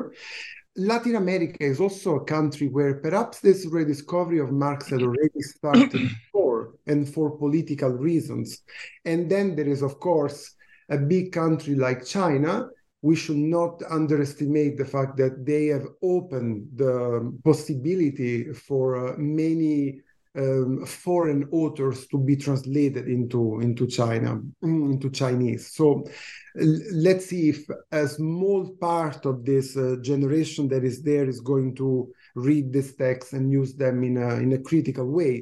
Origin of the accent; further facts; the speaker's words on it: Italy; moved away as an adult; now in Canada; I teach in Canada. I moved here in 2009, but I come from Italy